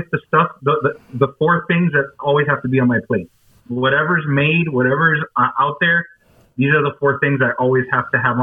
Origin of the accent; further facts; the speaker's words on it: Miami, Florida, United States; being born and raised in Miami